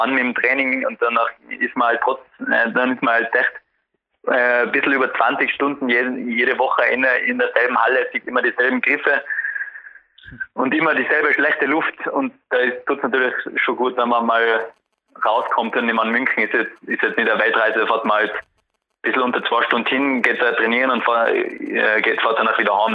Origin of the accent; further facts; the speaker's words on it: Tyrol, Austria; bei uns in Tirol